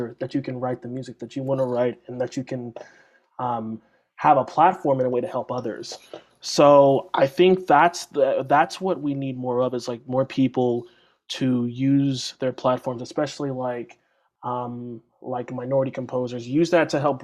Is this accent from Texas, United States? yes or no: yes; Texas, United States; moved away as an adult; now in Athens, United States; I'm from Texas.